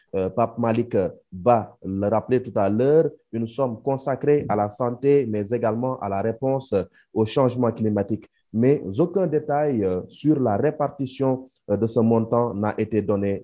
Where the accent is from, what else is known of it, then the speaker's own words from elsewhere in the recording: Senegal; ici chez nous au Sénégal